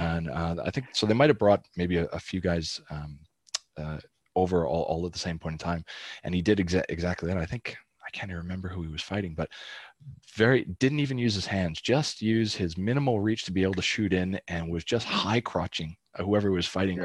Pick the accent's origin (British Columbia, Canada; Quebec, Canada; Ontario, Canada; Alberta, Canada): Alberta, Canada; Calgary; I'm from Calgary.